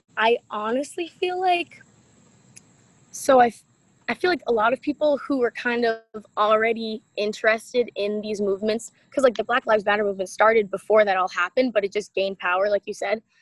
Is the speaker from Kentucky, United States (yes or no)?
no; East Bridgewater, Massachusetts, United States; my t- small town, East Bridgewater, Mass.